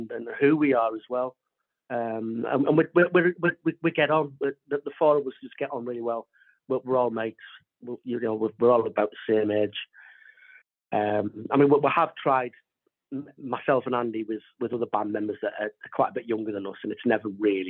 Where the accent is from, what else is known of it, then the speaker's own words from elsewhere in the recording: Sunderland, North East England, United Kingdom; moved away; I'm originally from Sunderland, so I'm hoping to get a few family members along there